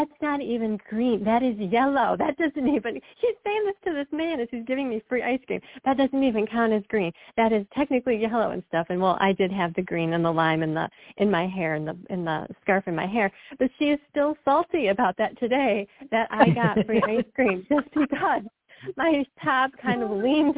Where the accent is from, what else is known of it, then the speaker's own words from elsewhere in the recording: Michigan, United States; moved away; grew up in Michigan, I don't live there anymore